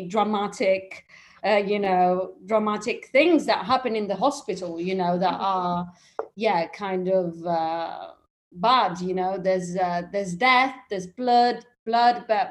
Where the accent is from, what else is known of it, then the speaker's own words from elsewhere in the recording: England, United Kingdom; accent: slight British; moved away as an adult; also born or lived in London / Italy; now in Rome, Italy; I'm half English, half Italian. That's why maybe you might hear a slight British accent there.